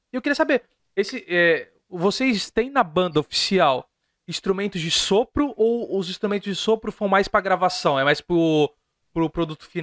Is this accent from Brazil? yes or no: yes; Santos, São Paulo, Brazil; É, eu sou de Santos. A gente usa muito